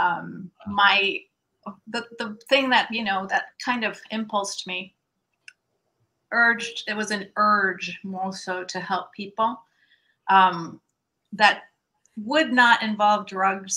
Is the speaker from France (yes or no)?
no; Venezuela; moved away as an adult; also born or lived in San Francisco, California; now in United States; I'm originally from Venezuela. Okay. I graduated in business administration in Venezuela. And then I migrated here